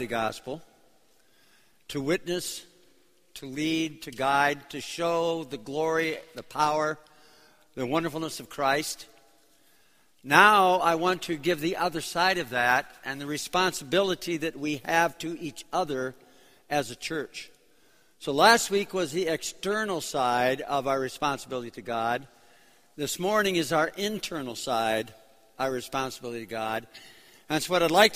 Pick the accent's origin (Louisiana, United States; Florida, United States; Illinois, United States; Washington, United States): Illinois, United States; Chicago; also born or lived in New York City; I'm from Chicago. We're here for 2 weeks from Chicago.